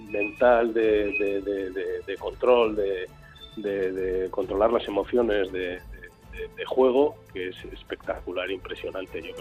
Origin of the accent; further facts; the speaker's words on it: Errenteria, Basque Country, Spain; Somos de Rentería y hemos ido a Alicante a un festival.